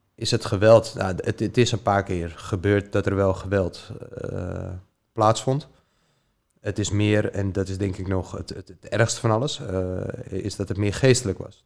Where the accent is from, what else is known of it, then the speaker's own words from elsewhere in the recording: Diemen, North Holland, Netherlands; ik ben opgegroeid in Diemen, samen bij mijn moeder thuis